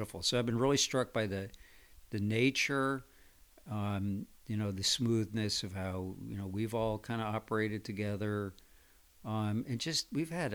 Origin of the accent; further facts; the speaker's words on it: Connecticut, United States; my hometown in Connecticut